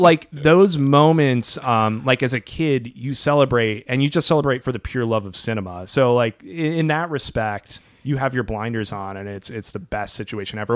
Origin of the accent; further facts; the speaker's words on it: Iowa, United States; Brian and I, growing up in Iowa, um, we would go to haunted houses all the time in October